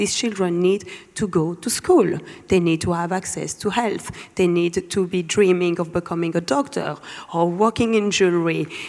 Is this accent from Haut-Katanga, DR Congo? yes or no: yes; Lubumbashi, Haut-Katanga, DR Congo; moved away; I was born in Lubumbashi, one of the richest provinces in the world in terms of mining.